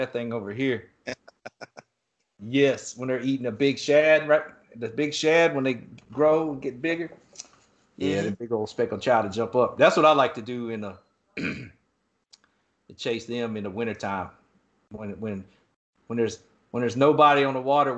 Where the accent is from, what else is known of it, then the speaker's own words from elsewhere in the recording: East Coast, United States; I grew up surfing on the East Coast